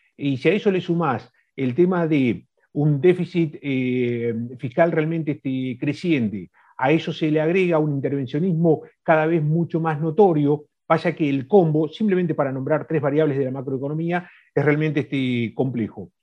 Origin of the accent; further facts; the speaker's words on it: Argentina; nosotros como argentinos